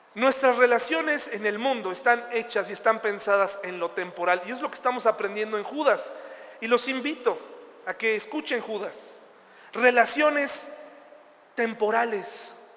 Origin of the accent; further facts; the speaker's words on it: Mexico; yo soy mexicano, aquí pienso estar, aquí voy a echar raíces en mi ciudad